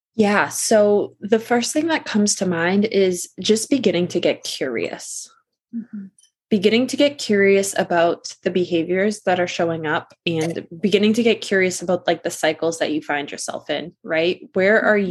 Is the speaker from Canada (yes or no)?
no; Massachusetts, United States; I am from Massachusetts, kind of born and raised here all my life